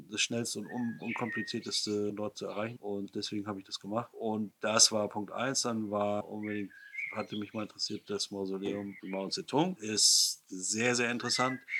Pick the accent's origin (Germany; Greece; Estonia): Germany; East Germany; Gerade als Ostdeutscher denk, fühlt man sich so ein bisschen zurückgebiet in die Zeit der, der DDR.